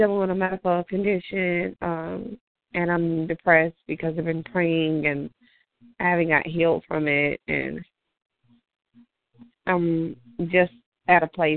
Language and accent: English; Louisiana, United States; I'm from Louisiana.